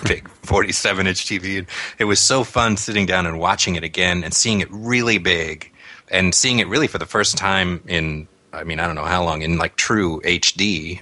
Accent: near Newport Beach, Southern California, United States; sort of near Newport Beach, where we grew up in Southern California

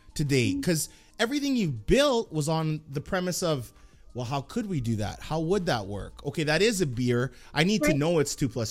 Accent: Edmonton, Alberta, Canada; I grew up in Edmonton and Millwoods

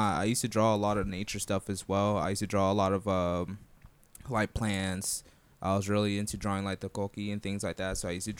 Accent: Orlando, Florida, United States; born and raised in Orlando, Florida.

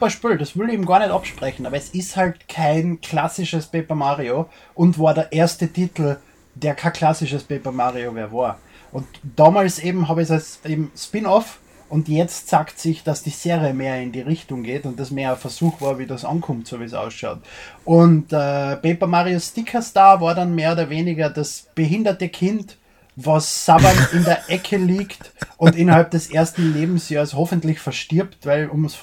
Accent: Austria; Ich bin Österreicher, wir sind wohl nicht politisch korrekt.

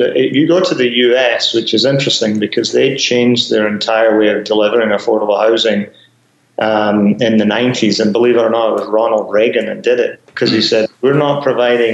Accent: Glasgow, Scotland, United Kingdom; moved away as an adult; now in Canada; my days of growing up in Glasgow

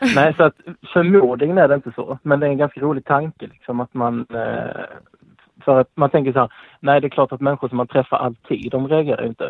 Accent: Blekinge, Sweden; now in Skåne, Sweden; jag kommer ju egentligen från Blekinge

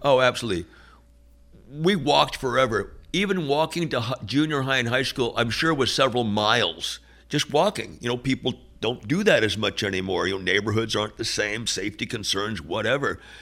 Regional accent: San Francisco Bay Area, north of Berkeley, California, United States; growing up in the San Francisco Bay Area, a little bit north of Berkeley

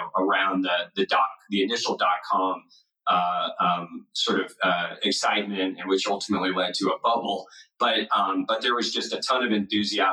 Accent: Los Angeles, California, United States; moved away as an adult; also born or lived in Nashville; now in Bay Area, United States; I grew up in Los Angeles. My mom and dad still live in the house that I grew up

